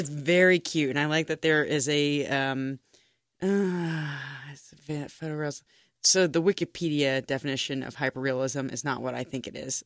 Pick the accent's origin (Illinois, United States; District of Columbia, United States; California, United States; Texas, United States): Texas, United States; now in Cincinnati, United States; as a Texan